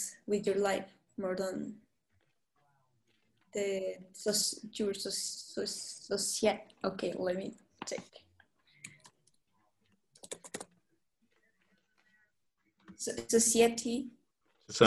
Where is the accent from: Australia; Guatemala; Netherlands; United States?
Guatemala; English is a second language; came from a small country, a beautiful and small country. Because here in Guatemala